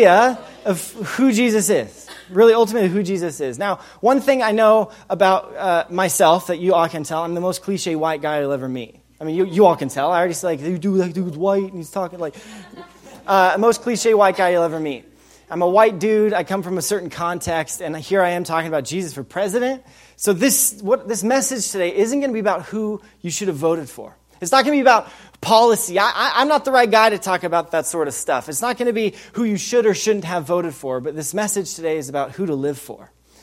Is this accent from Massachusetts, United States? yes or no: no; Wyoming, United States; I did grow up in Wyoming.